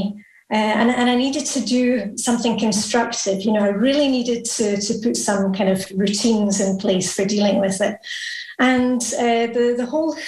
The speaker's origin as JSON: {"language": "English", "town": "Edinburgh", "region": "Scotland", "country": "United Kingdom", "also_born_or_lived": "Luxembourg", "moved": "as an adult", "lives_now": "Denmark", "said": "I'm from Edinburgh in Scotland."}